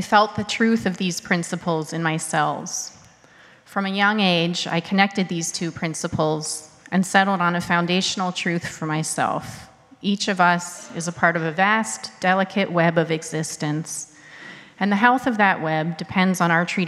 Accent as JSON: {"language": "English", "town": "Pittsburgh", "region": "Pennsylvania", "country": "United States", "tie": "born or raised there", "said": "I was raised Unitarian Universalist in Pittsburgh, Pennsylvania."}